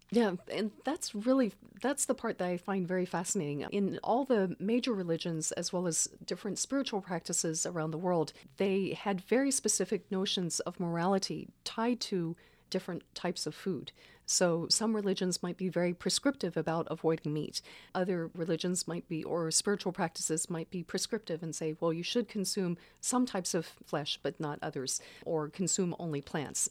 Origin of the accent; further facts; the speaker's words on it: Baton Rouge, Louisiana, United States; now in Santa Cruz, United States; I grew up in Baton Rouge.